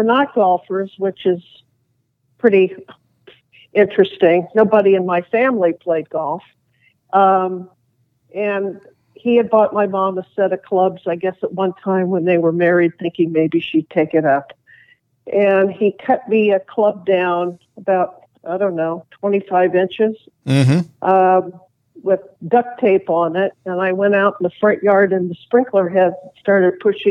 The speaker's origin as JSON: {"language": "English", "town": "Los Angeles", "region": "California", "country": "United States", "tie": "born or raised there", "said": "the street that I grew up in the West LA area"}